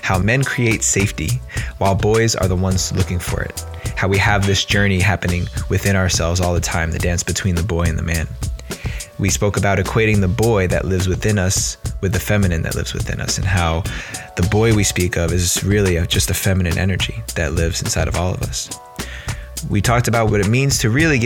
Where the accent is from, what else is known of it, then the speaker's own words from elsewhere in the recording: New Jersey, United States; accent: New Jersey; moved away; my New Jersey accent's going to be in full effect